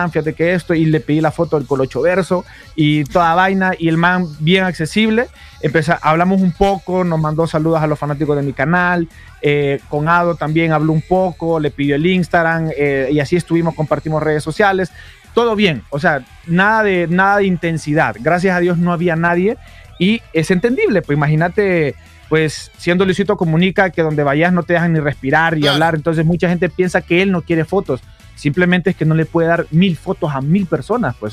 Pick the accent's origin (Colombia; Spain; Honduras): Honduras; Guanaja, Bay Islands; yo soy de las de la Bahía, de Guanaja